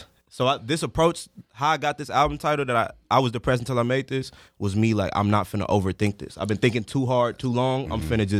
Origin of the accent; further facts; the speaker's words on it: South Holland, Illinois, United States; Chicago. South Holland, Illinois.